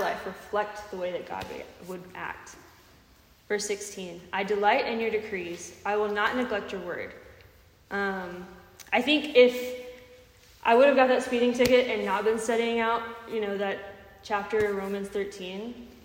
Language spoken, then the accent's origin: English; Texas, United States; now in Tennessee, United States; I'm from Texas